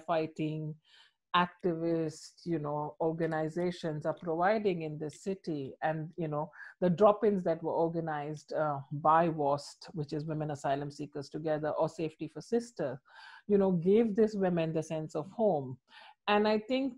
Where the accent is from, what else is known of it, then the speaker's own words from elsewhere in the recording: India; moved away; I'm from India. My mom lives in India